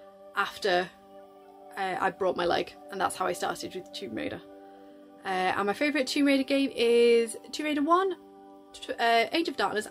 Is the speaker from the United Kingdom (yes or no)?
yes; United Kingdom; I'm from the UK